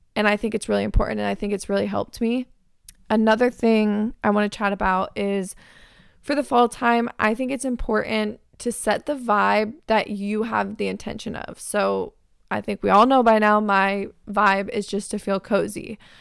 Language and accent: English; Arizona, United States; moved away as an adult; now in California, United States; my hometown best friends are in Arizona